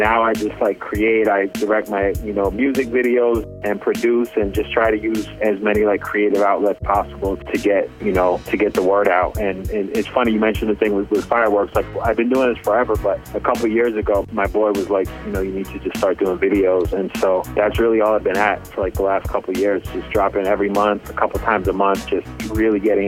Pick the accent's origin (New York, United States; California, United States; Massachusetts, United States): Massachusetts, United States; Boston; now in Los Angeles, United States; I'm actually originally from Boston